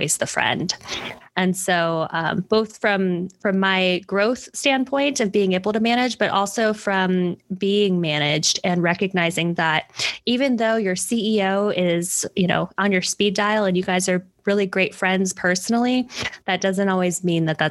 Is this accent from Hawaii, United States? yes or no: yes; Hawaii, United States; moved away; I was actually in Hawaii, where I'm originally from